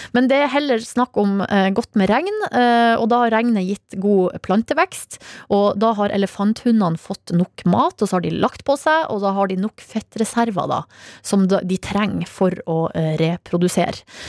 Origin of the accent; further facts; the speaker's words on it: Hamarøy, Nordland, Norway; moved away; Hamarøy, der jeg var i sommer, altså min hjemplass.